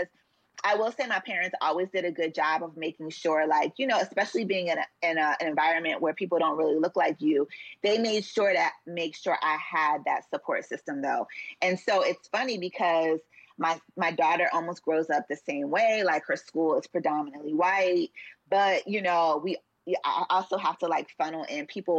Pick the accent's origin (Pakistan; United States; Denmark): United States; Columbia, Maryland; I grew up in Columbia, which is in between Baltimore and DC